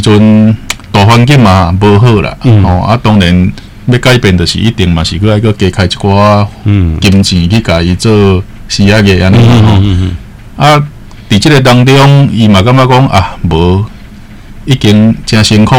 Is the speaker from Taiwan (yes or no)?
yes; Taiwan; 其实有些文化的东西，应该是我们台湾人自己来做会比较到底